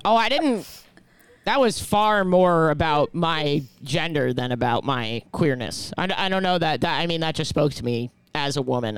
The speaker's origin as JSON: {"language": "English", "town": "New York City", "region": "New York", "country": "United States", "tie": "born or raised there", "said": "I grew up in New York City"}